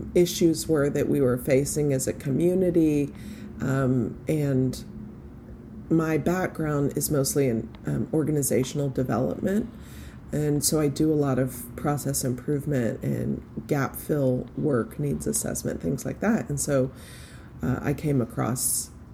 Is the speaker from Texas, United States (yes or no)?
yes; Fort Worth, Texas, United States; I was born and raised in Fort Worth, Texas